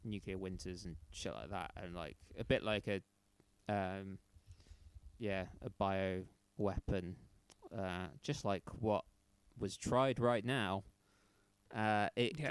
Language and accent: English; United Kingdom; we're both British